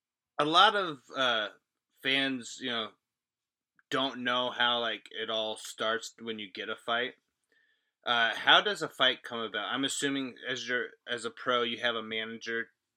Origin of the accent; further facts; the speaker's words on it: Midwest, United States; I'm born and raised in the Midwest